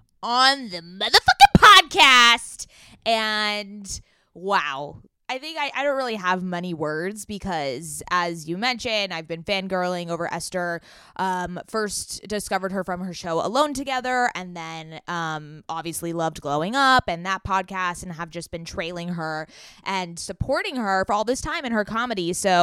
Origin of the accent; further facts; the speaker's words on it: San Diego, California, United States; also born or lived in New York; now in Los Angeles, United States; we're from San Diego. We're from Southern California.